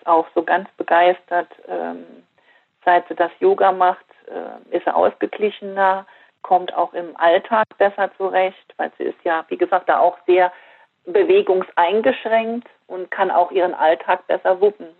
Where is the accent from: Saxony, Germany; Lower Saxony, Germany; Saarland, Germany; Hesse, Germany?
Saarland, Germany; Fürth; hier in Fürth in meinem Heimatdorf